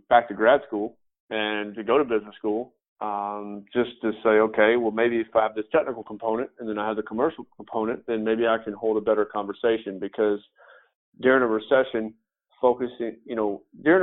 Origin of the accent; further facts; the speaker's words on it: West Tennessee, United States; moved away as an adult; also born or lived in Florida / Franklin, Tennessee; I was born and raised in West Tennessee